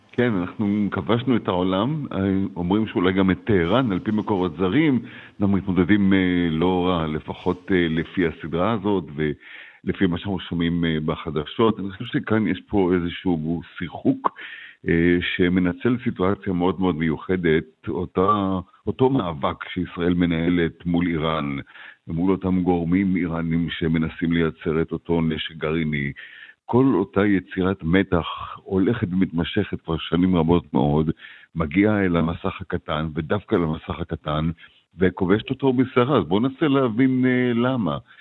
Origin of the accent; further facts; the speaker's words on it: Israel; now in United States; אני כישראלי בארצות הברית